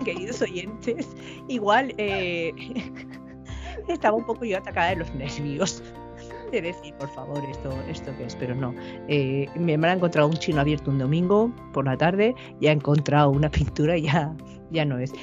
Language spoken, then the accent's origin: Spanish; Valencia, Valencian Community, Spain; aquí en Valencia, de donde yo soy